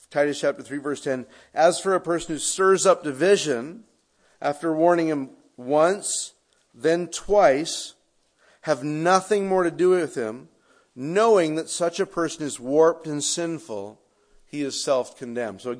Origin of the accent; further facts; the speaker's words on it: Canada; Now, my experience is that Americans, and I don't mean that as a Canadian, I just mean Westerners, can't think of anything good coming out of shame.